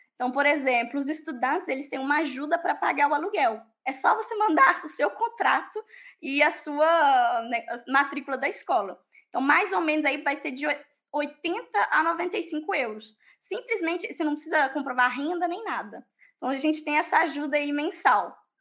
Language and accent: Portuguese; Pará de Minas, Minas Gerais, Brazil; moved away as an adult; also born or lived in Ireland; now in France; eu sou de Minas, eu sou de uma cidade a duas horas de BH, para de Minas